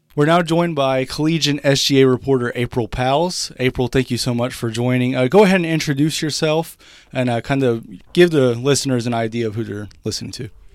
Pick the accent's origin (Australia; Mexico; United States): United States; Carrollton, Texas; moved away as an adult; now in North Newton, United States; I'm originally from Carrollton, Texas, which is a suburb just north of Dallas